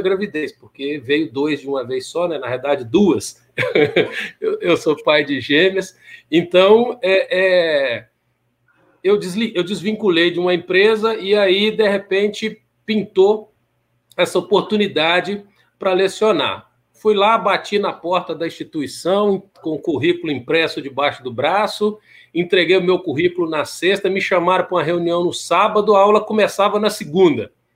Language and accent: Portuguese; Timóteo, Minas Gerais, Brazil; moved away; also born or lived in Belo Horizonte; Eu sou de, de Timóteo, Minas Gerais